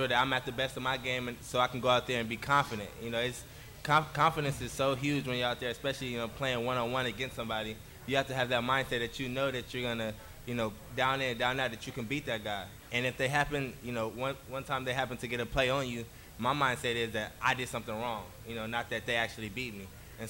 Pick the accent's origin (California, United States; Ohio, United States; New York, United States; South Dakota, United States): California, United States; Oakland; I think I'm a city boy. You know, I was raised in the city.